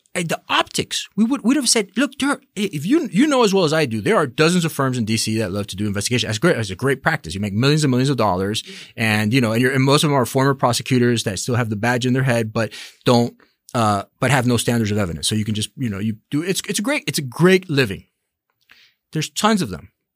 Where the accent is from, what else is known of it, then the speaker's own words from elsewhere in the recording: Miami, Florida, United States; I was born in Miami and, and I'm of Latin descent.